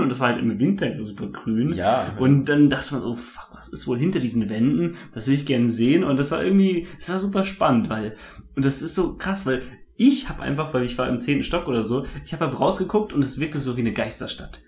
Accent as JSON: {"language": "German", "country": "Germany", "moved": "as an adult", "lives_now": "Taipei, Taiwan", "said": "weil ich ja Deutscher bin"}